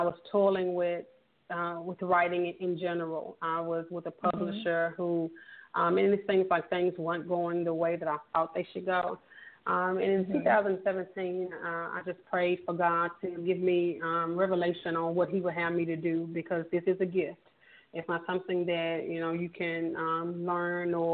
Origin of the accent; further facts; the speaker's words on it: Memphis, Tennessee, United States; born and raised in Memphis, Tennessee